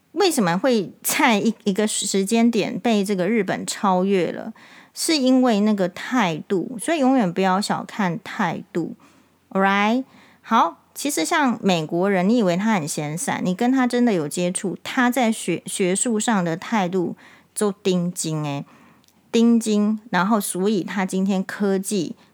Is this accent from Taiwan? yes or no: yes; Taiwan; 我们台湾人习惯